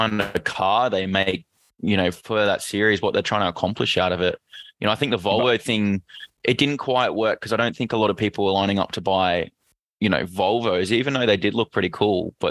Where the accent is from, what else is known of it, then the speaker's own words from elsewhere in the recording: Queensland, Australia; As a Queenslander